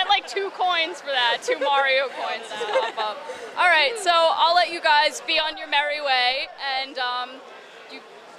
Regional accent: New York, United States; We're from New York.

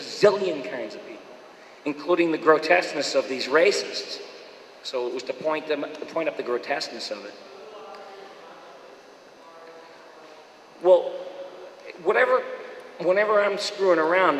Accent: Boston, Massachusetts, United States; moved away as an adult; also born or lived in New York; I grew up in Boston

